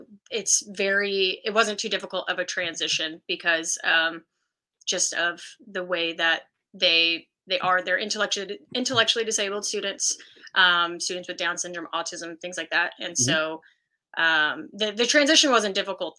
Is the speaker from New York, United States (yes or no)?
no; Colleyville, Texas, United States; also born or lived in Abilene, Texas; I grew up in Colleyville, Texas, which is around Fort Worth.